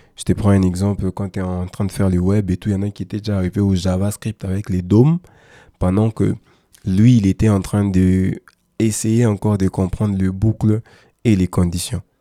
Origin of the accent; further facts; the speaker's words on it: DR Congo; chez nous en RDC